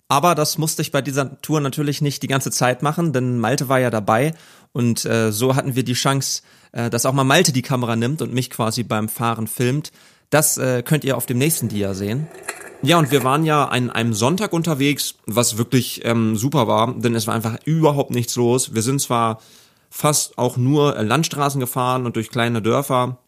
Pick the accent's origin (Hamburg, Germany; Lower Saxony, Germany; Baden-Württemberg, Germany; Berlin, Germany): Lower Saxony, Germany; Braunschweig; moved away as an adult; also born or lived in Peine; now in Hanover, Germany; in die Straßen meiner Heimat gefahren sind, in denen ich die ersten 20 Jahre aufgewachsen bin